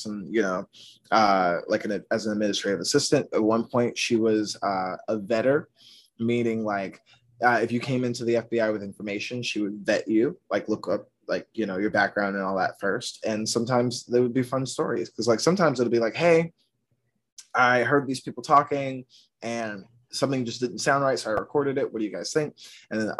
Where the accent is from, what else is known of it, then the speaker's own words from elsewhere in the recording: outside of Atlanta, Georgia, United States; moved away as an adult; now in New York, United States; I grew up outside of Atlanta